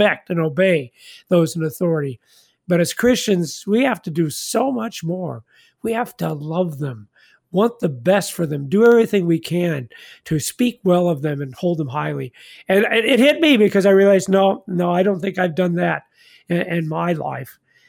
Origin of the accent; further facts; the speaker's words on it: Independence, Missouri, United States; I was born in Independence, Missouri.